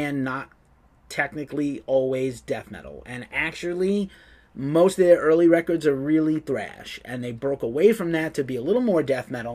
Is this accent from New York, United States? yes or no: yes; New York, United States; I'm from New York